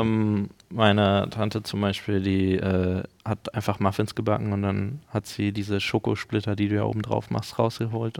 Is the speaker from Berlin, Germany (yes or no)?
yes; Berlin, Germany; als Berliner